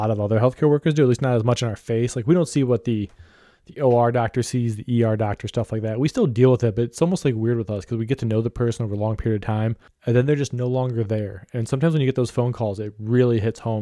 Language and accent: English; Ohio, United States; I'm from Ohio